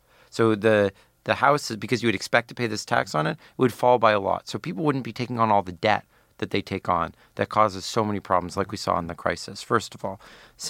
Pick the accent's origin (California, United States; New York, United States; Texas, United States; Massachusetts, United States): California, United States; Palo Alto; That's where I'm from.